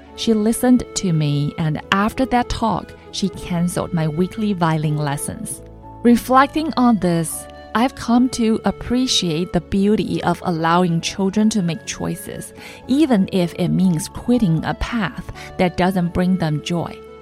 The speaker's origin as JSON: {"language": "English", "country": "China", "tie": "born or raised there", "also_born_or_lived": "Shanghai, China", "moved": "as an adult", "lives_now": "San Francisco Bay Area, United States", "said": "For the first time in my life, I left my hometown, a tiny place that you probably can't even find on maps"}